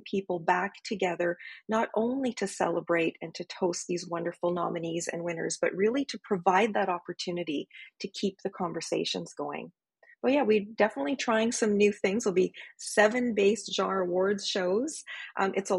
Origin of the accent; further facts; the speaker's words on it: Northern Ontario, Canada; I'm from Northern Ontario, so we're pretty good at hosting parties